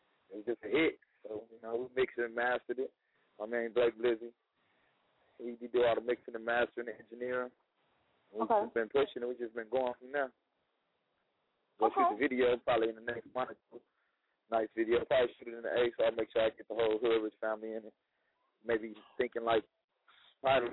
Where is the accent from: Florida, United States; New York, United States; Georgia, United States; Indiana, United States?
Indiana, United States; Gary; moved away as an adult; also born or lived in Los Angeles; now in Atlanta, United States; I be in the Midwest. I'm from Gary.